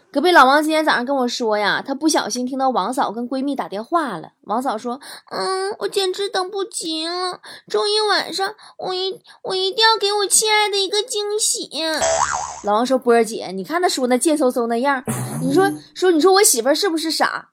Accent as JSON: {"language": "Chinese", "region": "Liaoning", "country": "China", "tie": "born or raised there", "moved": "yes", "said": "在辽宁 ，在我的家乡"}